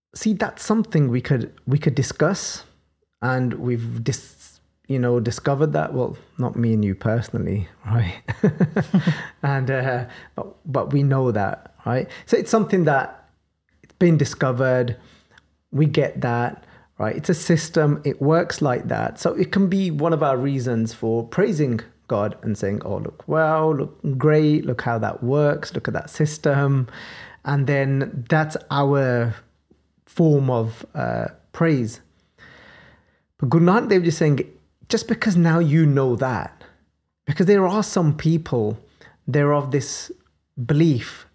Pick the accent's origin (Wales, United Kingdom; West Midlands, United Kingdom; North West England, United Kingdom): West Midlands, United Kingdom; Birmingham; accent: Birmingham; my Birmingham accent